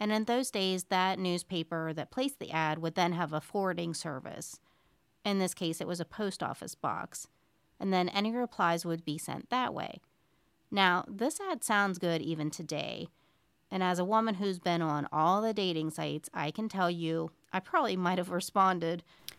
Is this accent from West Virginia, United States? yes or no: yes; Moundsville, West Virginia, United States; This week, I have a very intriguing case with ties to my hometown of Moundsville, West Virginia, which I love, of course.